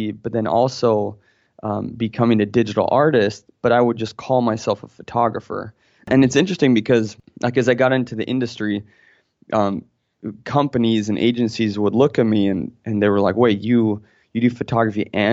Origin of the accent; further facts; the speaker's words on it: Florence, Tuscany, Italy; I was born in Florence, Italy